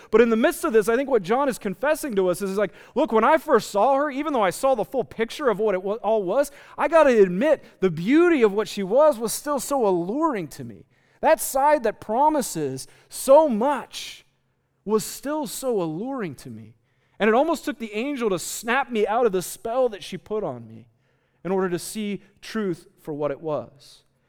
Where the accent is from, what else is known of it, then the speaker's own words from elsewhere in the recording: United States; our situation as American Christians in the 21st century